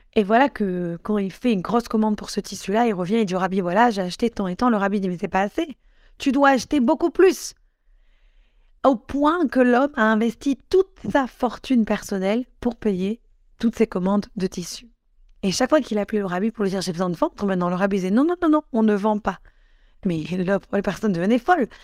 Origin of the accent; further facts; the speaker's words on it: Morocco; je suis marocaine